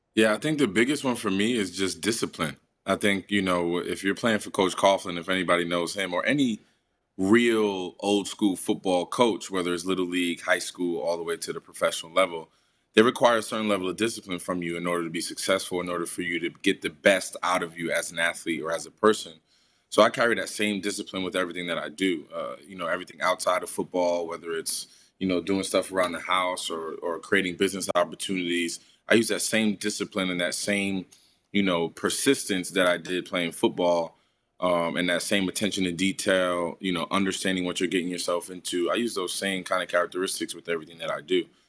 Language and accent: English; Paterson, New Jersey, United States; my neighborhood, for my hometown